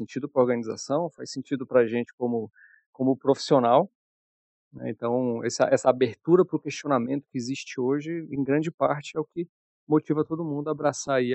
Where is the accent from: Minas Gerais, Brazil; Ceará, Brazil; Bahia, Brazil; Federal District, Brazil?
Federal District, Brazil; Brasília; moved away; also born or lived in Curitiba; como sou mais conhecido aí pelo, pelo pessoal. Sou de Brasília, com um pé no sul, morei muito tempo em Curitiba, mas estou de volta aqui à BSB tem um tempinho.